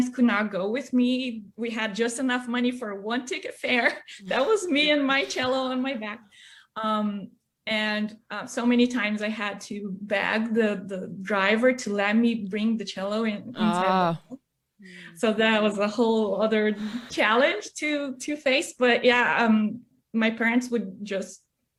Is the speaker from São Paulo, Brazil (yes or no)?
yes; São Paulo, Brazil; moved away; in my hometown in Brazil